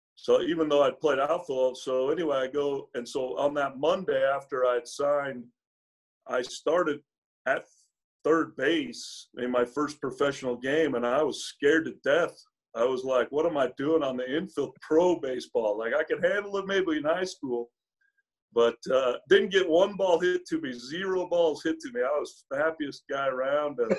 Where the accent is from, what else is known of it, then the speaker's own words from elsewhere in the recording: Utah, United States; growing up in Utah